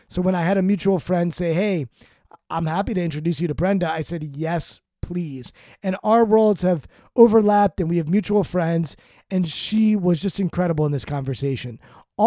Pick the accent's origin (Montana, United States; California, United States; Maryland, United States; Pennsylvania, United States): Maryland, United States; I grew up in Maryland. I'm from Maryland. I live in Maryland